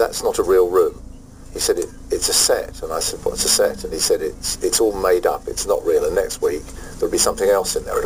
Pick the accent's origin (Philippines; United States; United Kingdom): United Kingdom; London; I grew up in Palmer's Green, which is in North London